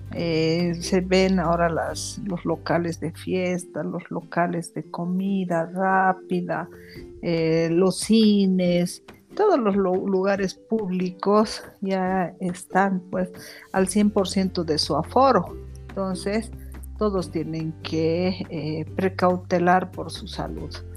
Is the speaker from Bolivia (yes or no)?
yes; Bolivia; como buenos bolivianos